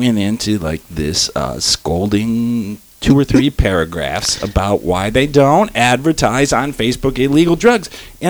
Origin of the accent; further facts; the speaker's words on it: Detroit, Michigan, United States; I'm from Detroit.